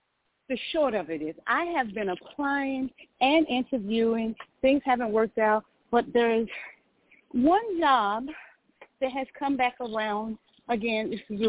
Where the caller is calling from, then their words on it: Georgia, United States; I'm calling from Georgia.